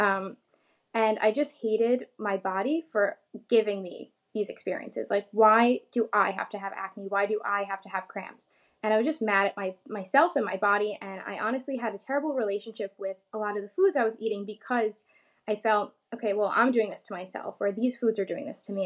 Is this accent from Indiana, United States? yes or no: no; New York, United States; I'm from New York